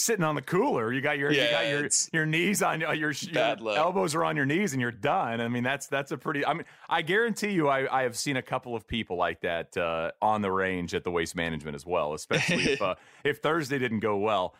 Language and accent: English; East Texas, United States; I grew up in East Texas.